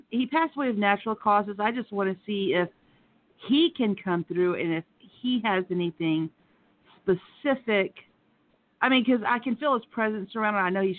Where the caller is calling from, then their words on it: Atlanta, Georgia, United States; I'm calling from the Atlanta area.